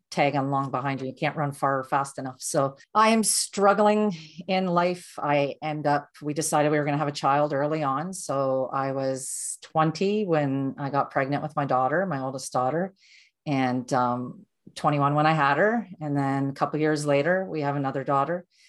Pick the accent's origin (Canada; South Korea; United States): Canada; Durham, Ontario; I was born and raised in Ontario, and I grew up in a small town called Durham, and it's not Durham region, it's the town of Durham.